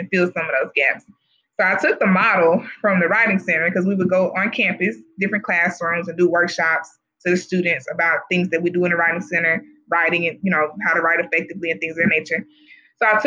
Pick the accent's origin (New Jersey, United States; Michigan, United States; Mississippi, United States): Mississippi, United States; Jackson; I'm from Jackson, Mississippi, and I grew up in really majority African-American community from K through 12